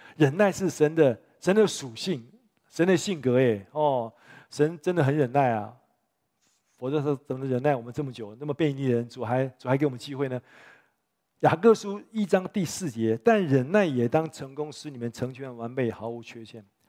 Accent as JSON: {"language": "Chinese", "region": "Taipei", "country": "Taiwan", "tie": "born or raised there", "also_born_or_lived": "United States", "said": "我五岁就在教会长大嘛，在这长大嘛"}